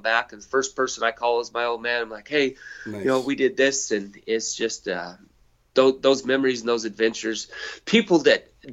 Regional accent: White Mountains of Arizona, United States; I grew up in the White Mountains of Arizona, some of the best elk hunting in the world

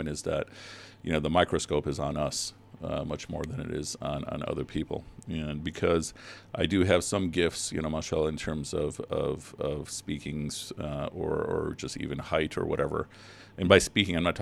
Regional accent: Chicago, Illinois, United States; also born or lived in Pakistan / Riverdale; I was born in Pakistan, but I've been in Chicago pretty much my whole life. When we first came to the States, we moved to Riverdale, and since that was like around 1972, 73, been in Chicago ever since

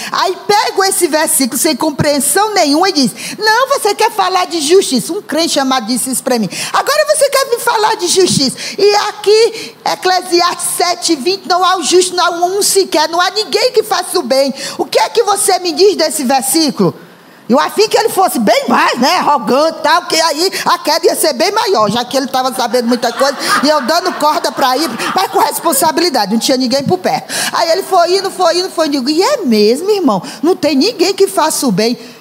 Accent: Ceará, Brazil; also born or lived in Rio de Janeiro; now in São Paulo, Brazil; quando eu estudei português, né, na escola primária do governo do estado do Ceará

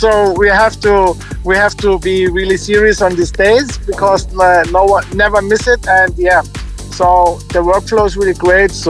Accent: Ingolstadt, Bavaria, Germany; English is a second language; to a friend yeah, from my hometown in Ingolstadt

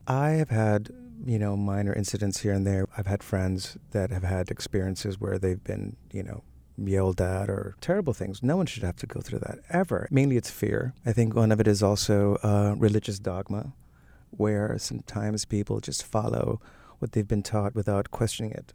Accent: Miami Beach, Florida, United States; also born or lived in Cuba; growing up in Miami Beach. In Miami, where, of course, there's all those beautiful Art Deco hotels. Also, the fact that I'm Cuban

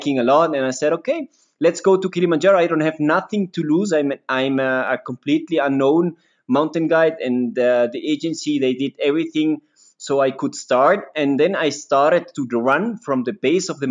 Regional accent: Quito, Pichincha, Ecuador; also born or lived in Switzerland; I was born here in Quito.

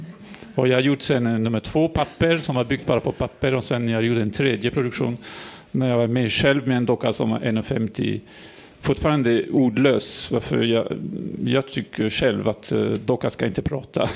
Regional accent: France; accent: French; Swedish is a second language; now in Sweden; Jag är fransman som ni kan höra

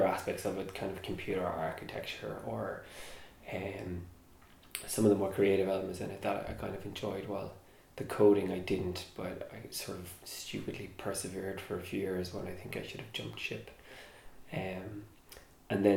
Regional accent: Cork, Munster, Ireland; growing up in Cork, there wasn't a film industry

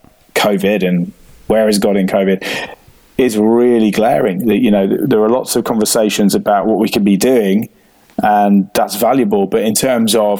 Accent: United Kingdom; as a British man

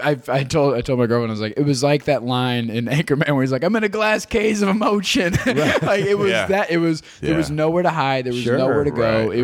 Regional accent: Ohio, United States

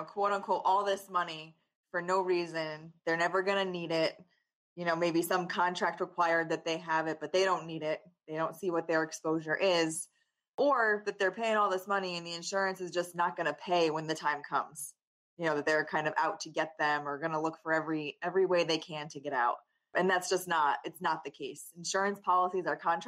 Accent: Danbury, Connecticut, United States; I'm born and raised in Danbury

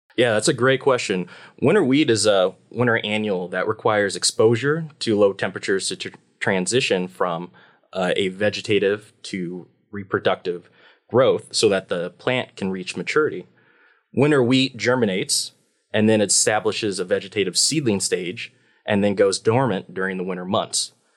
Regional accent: Beatrice, Nebraska, United States; moved away as an adult; also born or lived in Hawaii / Washington; now in Pullman, United States; I grew up in a small farm town in Nebraska, um, called Beatrice

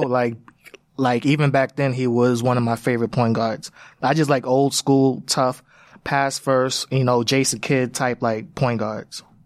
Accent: New York, United States; as a New Yorker

